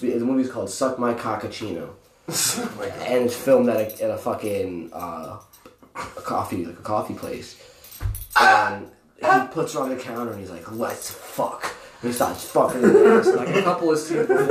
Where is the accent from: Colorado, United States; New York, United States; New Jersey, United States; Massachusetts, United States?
Massachusetts, United States; New Bedford; I'm a hoodlum from New Bedford.